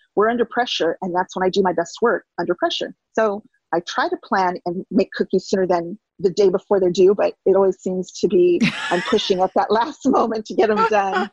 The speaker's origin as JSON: {"language": "English", "region": "California", "country": "United States", "moved": "as an adult", "lives_now": "Wonder Lake, United States", "said": "I'm from California originally, and that's where we lived at the time"}